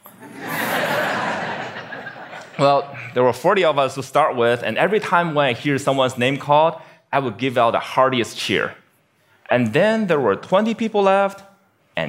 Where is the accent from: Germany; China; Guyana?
China; Beijing; now in United States; my hometown, Beijing, China